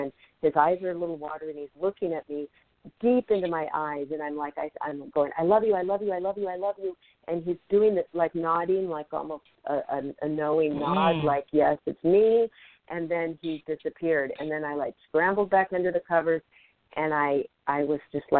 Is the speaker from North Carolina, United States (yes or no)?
no; Seattle, Washington, United States; also born or lived in Tacoma, Washington; now in Los Angeles, United States; I grew up in Seattle, Washington